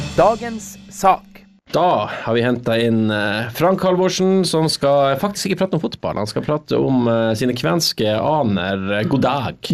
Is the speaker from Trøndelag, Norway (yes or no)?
no; Agder, Norway; accent: Sørlandet dialect; Jeg prater litt sånn sørlandsdialektskvensk